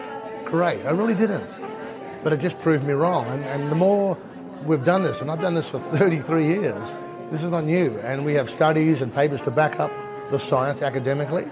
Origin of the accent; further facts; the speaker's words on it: Australia; I'm a podiatrist from Australia